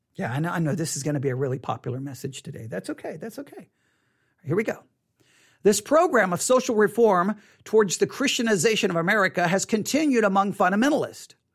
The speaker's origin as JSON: {"language": "English", "region": "West Texas", "country": "United States", "tie": "born or raised there", "said": "I grew up in West Texas in the eighties."}